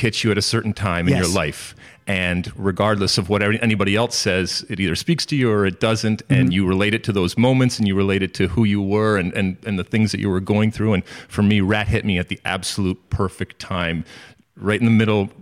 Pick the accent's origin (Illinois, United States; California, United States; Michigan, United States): Michigan, United States; Detroit; I grew up in Michigan and Detroit